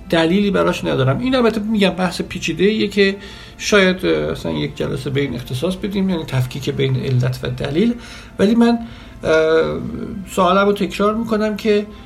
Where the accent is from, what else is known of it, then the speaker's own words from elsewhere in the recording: Iran; born there; به علل خانوادگی به علل اینکه در ایران و در یک خانواده مثلا مذهبی متولد شدم